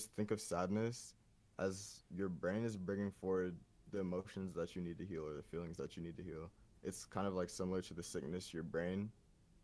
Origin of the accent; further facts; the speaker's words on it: Atlanta, Georgia, United States; growing up in Atlanta, it taught me a lot.